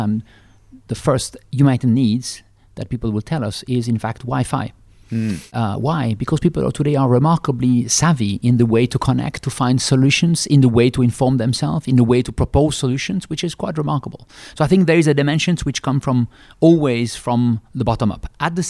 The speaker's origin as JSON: {"language": "English", "country": "Switzerland", "tie": "born or raised there", "second_language": "English", "said": "I'm from Switzerland. I'm a classical Swiss male"}